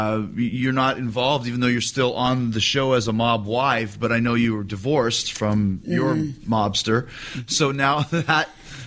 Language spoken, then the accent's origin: English; Canada; I'm Canadian